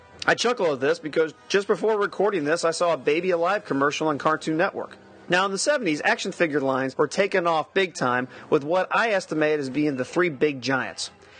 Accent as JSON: {"language": "English", "town": "Cincinnati", "region": "Ohio", "country": "United States", "tie": "born or raised there", "said": "being born and raised in Cincinnati"}